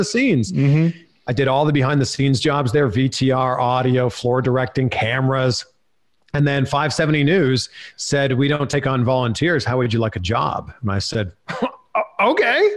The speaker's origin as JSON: {"language": "English", "town": "Pickering", "region": "Ontario", "country": "Canada", "tie": "born or raised there", "said": "I grew up, born and raised in Pickering, Ontario"}